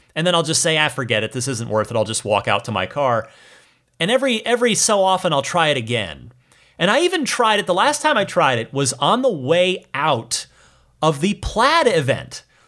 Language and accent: English; Phoenix, Arizona, United States; also born or lived in New Jersey; now in Bay Area, United States; I am from New Jersey, but largely grew up in Arizona, in the greater Phoenix area, the East Valley.